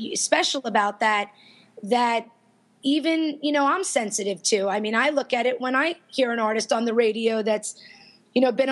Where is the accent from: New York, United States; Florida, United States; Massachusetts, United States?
Florida, United States; I was from Florida